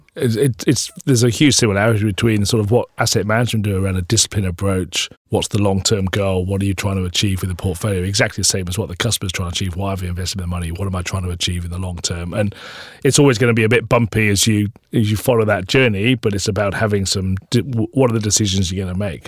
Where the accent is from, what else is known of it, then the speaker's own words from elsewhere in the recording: South Wales, United Kingdom; moved away; I grew up in South Wales